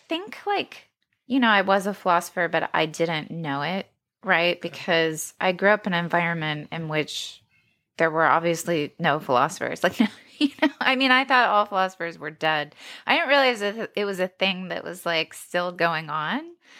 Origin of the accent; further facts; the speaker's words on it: Cincinnati, Ohio, United States; I grew up in a very evangelical, I grew up outside of Cincinnati, Ohio. So lots of evangelical Protestantism.